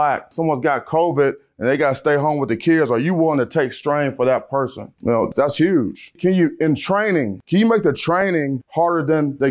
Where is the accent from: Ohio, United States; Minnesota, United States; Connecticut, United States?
Ohio, United States; Cleveland; I'm from Cleveland, Ohio